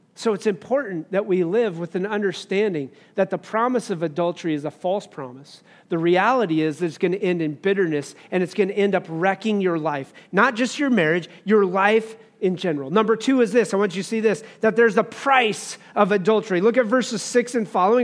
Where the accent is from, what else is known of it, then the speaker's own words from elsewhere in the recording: Wyoming, United States; I grew up in Wyoming